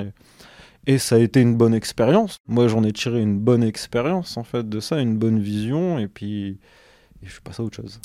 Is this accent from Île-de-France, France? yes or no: no; Douai, Hauts-de-France, France; also born or lived in Lens / Valenciennes / Lille metropolitan area; je suis originaire euh, de Lens. J'ai grandi à Douai